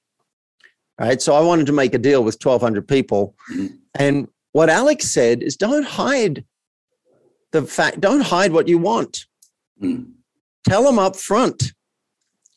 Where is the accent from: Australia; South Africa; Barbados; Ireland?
Australia; I grew up as an Australian male in a country town.